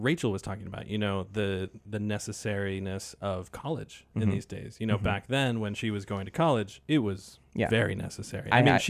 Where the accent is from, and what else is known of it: Maine, United States; born or raised there